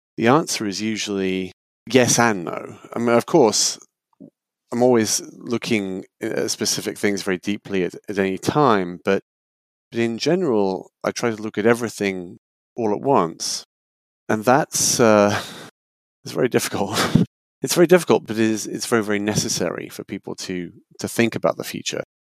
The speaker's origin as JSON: {"language": "English", "country": "United Kingdom", "moved": "as an adult", "lives_now": "United States", "said": "I'm originally British before I moved to the US"}